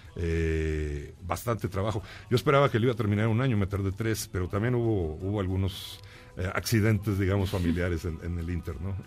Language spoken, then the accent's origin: Spanish; Monterrey, Nuevo León, Mexico; me crié ahí, fíjate, yo nací en León, pero me llevaron de niño para el norte